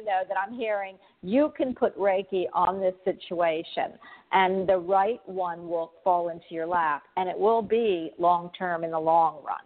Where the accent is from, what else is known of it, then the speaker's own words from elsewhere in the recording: Florida, United States; I'm from Florida